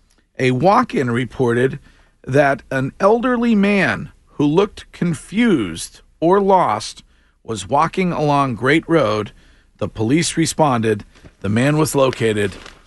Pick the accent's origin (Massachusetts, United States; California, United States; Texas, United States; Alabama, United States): Massachusetts, United States; Stowe; my hometown police department, the Stowe PD